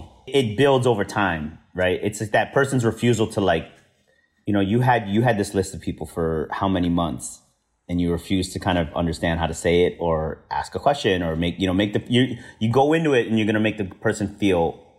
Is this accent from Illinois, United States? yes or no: yes; Chicago, Illinois, United States; I'm from Chicago and like I grew up there.